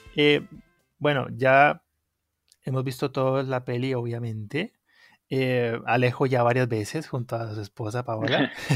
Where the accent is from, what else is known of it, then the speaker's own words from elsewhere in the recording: Colombia; moved away; soy colombiano, soy un colombiano que vive fuera de Colombia.